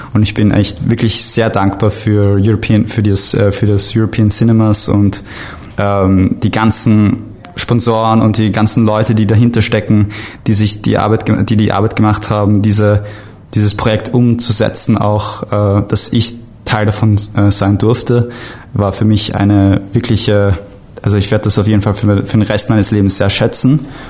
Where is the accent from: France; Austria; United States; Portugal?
Austria; Vienna; ich komme aus Wien, äh, Österreich